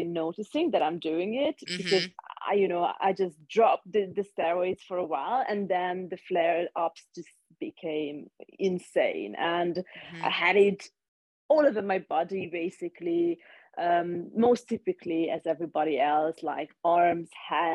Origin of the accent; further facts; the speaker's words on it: Hungary; moved away as an adult; also born or lived in London; now in Switzerland; I'm originally from Hungary, but I've lived in Switzerland for 7 years now. I lived in London for a while too